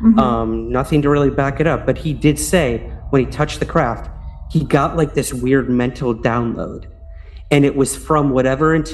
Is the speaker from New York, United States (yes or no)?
yes; Syracuse, New York, United States; my hometown of Syracuse, New York